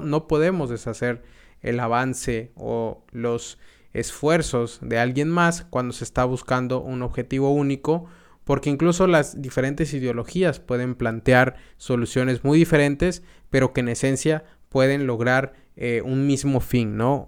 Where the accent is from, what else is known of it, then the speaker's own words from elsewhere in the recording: Mexico; also born or lived in United States; cuando me fui de México, estuve viajando a Estados Unidos